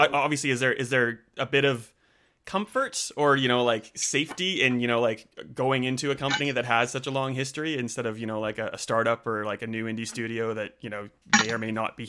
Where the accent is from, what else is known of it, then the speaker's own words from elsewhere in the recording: Canada; now in Australia; I am definitely in Australia. I'm a Canadian. I've been here for like 20 years, so I don't sound Canadian.